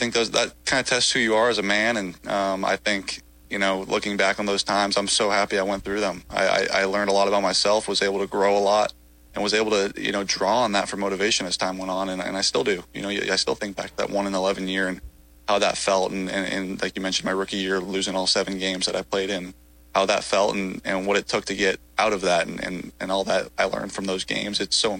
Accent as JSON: {"language": "English", "region": "California", "country": "United States", "said": "And, you know, I'm from California."}